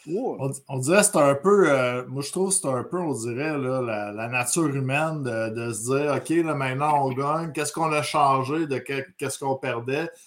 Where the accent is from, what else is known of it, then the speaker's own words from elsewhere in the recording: Montreal, Quebec, Canada; nous, on vient de Montréal